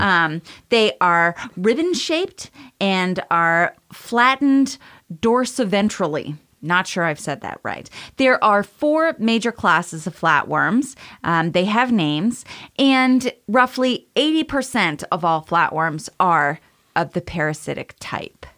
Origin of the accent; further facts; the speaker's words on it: Maine, United States; I'm from Maine